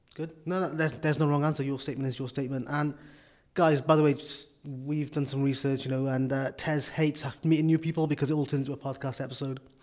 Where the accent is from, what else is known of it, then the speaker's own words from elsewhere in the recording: Wales, United Kingdom; I'm from Wales.